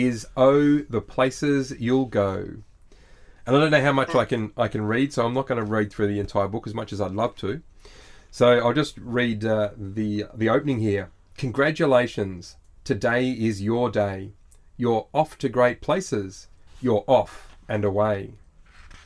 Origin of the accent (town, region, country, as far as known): Australia